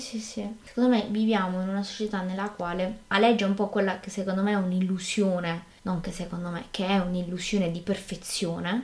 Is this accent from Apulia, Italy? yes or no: yes; Apulia, Italy; accent: Apulian; also born or lived in Trento; mi sono dovuta trasferire qui in, eh, in Puglia